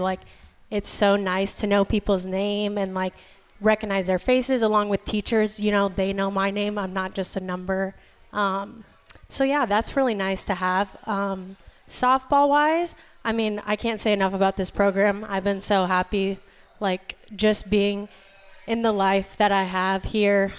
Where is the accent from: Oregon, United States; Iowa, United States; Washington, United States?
Iowa, United States; moved away as an adult; now in North Carolina, United States; being from Iowa